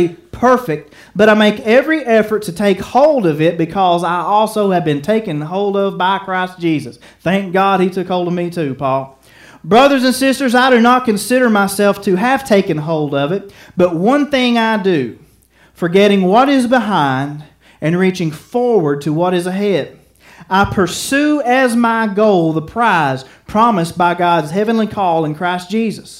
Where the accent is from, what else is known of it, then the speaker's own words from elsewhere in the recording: United States; I love being an American citizen